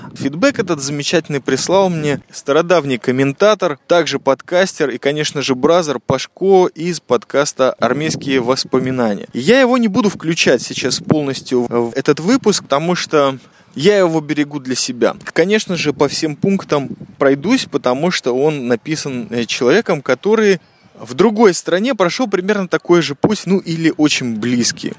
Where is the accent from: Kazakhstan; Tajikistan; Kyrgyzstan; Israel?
Israel; я чаймастер, и я из Израиля